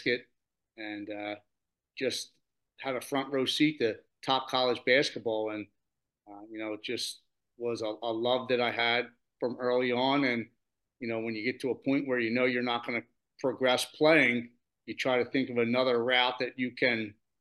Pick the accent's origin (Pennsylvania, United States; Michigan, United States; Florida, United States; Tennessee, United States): Pennsylvania, United States; Delaware County; I'm from Delaware County, Pennsylvania